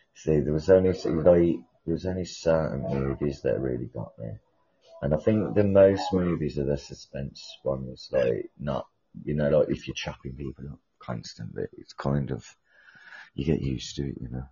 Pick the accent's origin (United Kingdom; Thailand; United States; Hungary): United Kingdom; I'm from the UK.